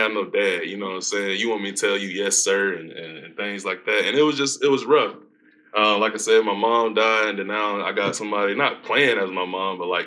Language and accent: English; Aiken, South Carolina, United States; now in Kentucky, United States; I grew up in Aiken, South Carolina